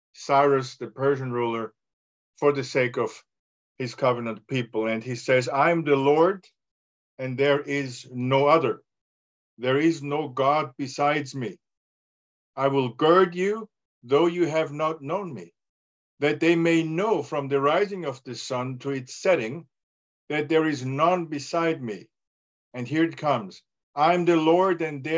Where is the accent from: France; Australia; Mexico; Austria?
Austria; English is a second language; now in United States; I'm from Austria, but I live in the United States